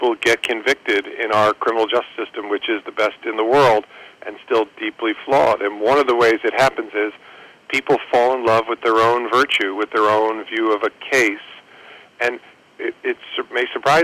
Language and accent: English; New York, United States; I'm a kid from New York